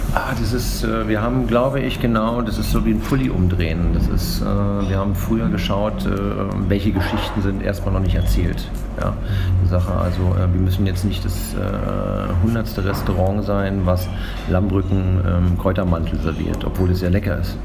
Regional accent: East Germany, Germany; now in Berlin, Germany; als Ostdeutscher

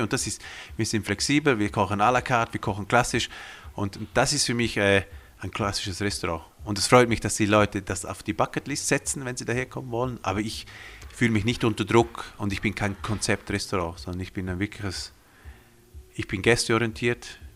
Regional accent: Graubünden, Switzerland; first language Romansh; German is a second language; ich bin hier aufgewachsen in den Bündner Bergen

